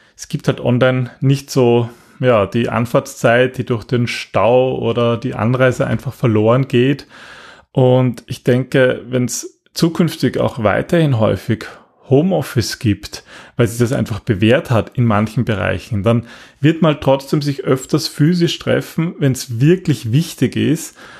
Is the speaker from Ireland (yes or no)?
no; Austria; bei uns in Österreich